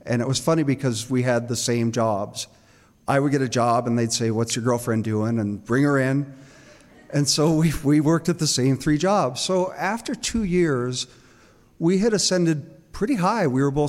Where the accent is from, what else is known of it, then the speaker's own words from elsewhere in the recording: Boise, Idaho, United States; moved away as an adult; also born or lived in San Antonio, Texas / New York City; I grew up here. I'm as much of a native as I can be. I was born in San Antonio, but my family brought here when I was an infant. So I'm pretty much a native. Grew up here in the 70s and 80s. And Boise was kind of a cow town.